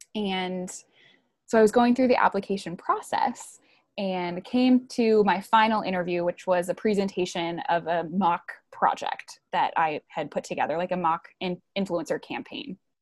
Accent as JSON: {"language": "English", "area": "right outside of Milwaukee", "region": "Wisconsin", "country": "United States", "tie": "born or raised there", "also_born_or_lived": "Georgia", "moved": "as an adult", "said": "I grew up in Wisconsin, right outside of Milwaukee"}